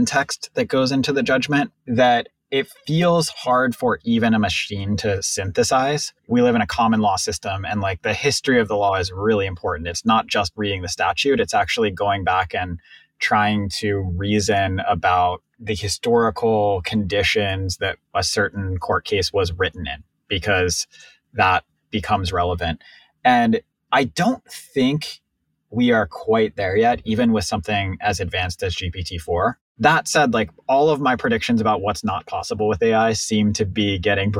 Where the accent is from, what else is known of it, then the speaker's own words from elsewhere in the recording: Pittsburgh, Pennsylvania, United States; moved away as an adult; I grew up in Pittsburgh